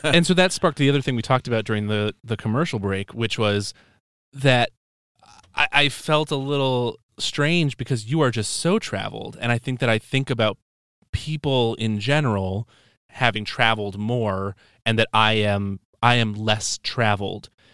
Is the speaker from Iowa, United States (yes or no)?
yes; Dubuque, Iowa, United States; moved away; I'm from Dubuque, Iowa, originally